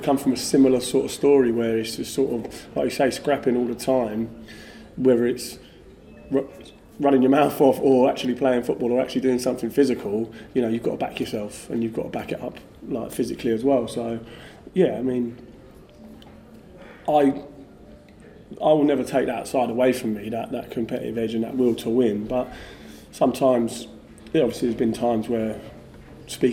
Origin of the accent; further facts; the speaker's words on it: Basingstoke, South East England, United Kingdom; I grew up in Basingstoke, which is just outside London